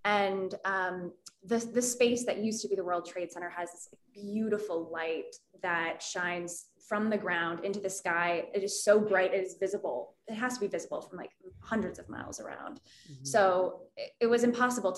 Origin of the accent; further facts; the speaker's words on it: Midwest, United States; moved away as an adult; now in New York, United States; I moved here a week ago